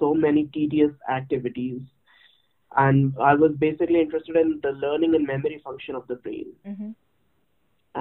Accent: New Delhi, Delhi, India; moved away as an adult; also born or lived in Odisha / Pune / Uppsala, Sweden / Marburg, Germany; now in Toronto, Canada; I come from India. I'm a native of Odisha, but I spent all my teenage life in New Delhi.

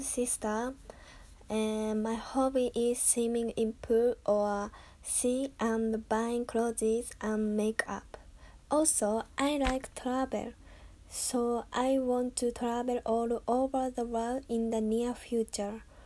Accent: Kanagawa, Japan; English is a second language; I was born and raised in Kanagawa.

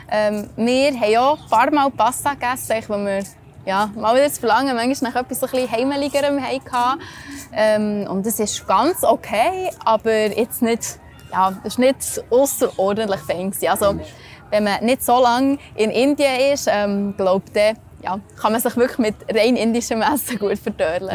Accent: Switzerland; bei uns in der Schweiz

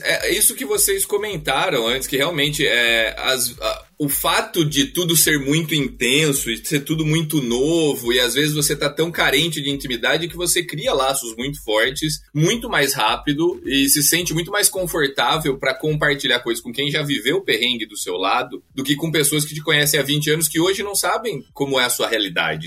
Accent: Araras, São Paulo, Brazil; first language Portuguese; moved away as an adult; also born or lived in Ireland; now in Ghent, Belgium; eu morava morava em frente à casa do primo dele

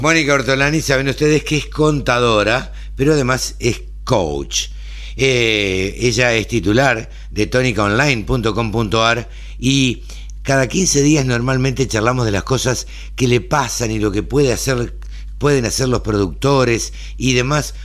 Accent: Argentina; somos los argentinos

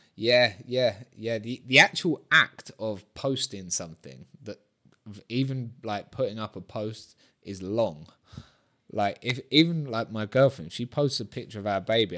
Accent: Brighton, South East England, United Kingdom; moved away as an adult; also born or lived in London; now in Mallorca, Spain; Brighton, uh, my hometown

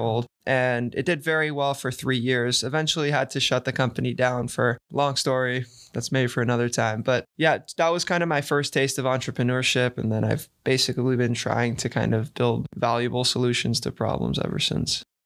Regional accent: San Diego, California, United States; moved away; growing up, I played tennis, I mean, I played tennis here, and right in front of my house in San Diego, we had a whole tennis club

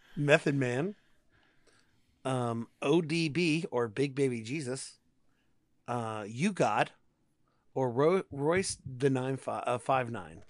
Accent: Texas, United States; I'm a Texan.

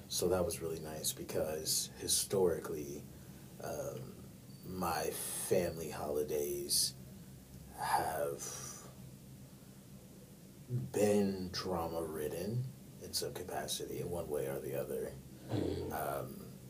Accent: New York, United States; They live in New York. I'm from New York, by the way, y'all. What's up, East Coast?

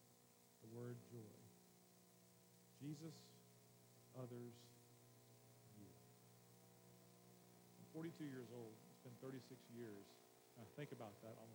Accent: Memphis, Tennessee, United States; I'm from Memphis

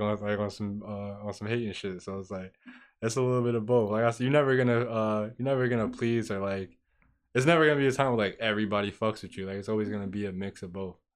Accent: Peekskill, New York, United States; growing up in Peacefield

